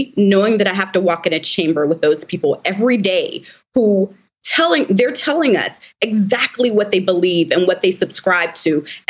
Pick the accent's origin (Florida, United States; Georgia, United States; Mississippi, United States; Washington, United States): Georgia, United States; live my daily life in the deep South. I'm from Georgia, Joy. And so I'm in the South